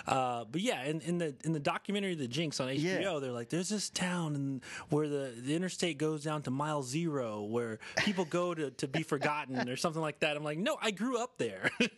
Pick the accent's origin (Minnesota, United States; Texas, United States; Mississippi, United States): Texas, United States; Galveston; accent: Texas; moved away; also born or lived in Houston, Texas / Austin, Texas; I am born and raised in Texas. Born in Galveston, Texas, which now is famous for being a place where a killer hid out.